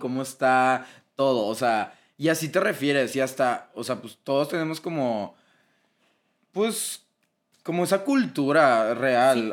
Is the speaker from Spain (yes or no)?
no; Monterrey, Nuevo León, Mexico; accent: regio; por el acento que tenemos. Que según yo, no tenemos acento.